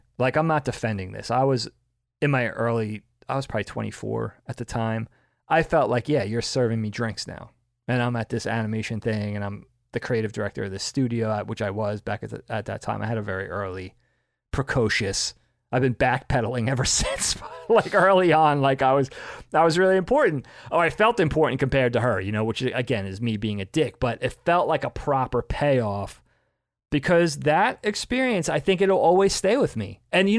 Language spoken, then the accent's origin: English; Long Island, New York, United States; moved away as an adult; also born or lived in Bellport, New York; I'm from Long Island.